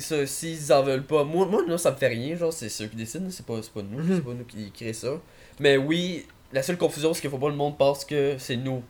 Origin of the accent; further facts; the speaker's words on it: Quebec, Canada; au Québec, on est tellement petit, on est tellement éparpillé que même si on écrit, on est québécois